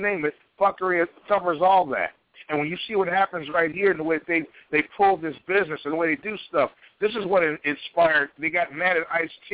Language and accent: English; Chicago, Illinois, United States; my hometown of Chicago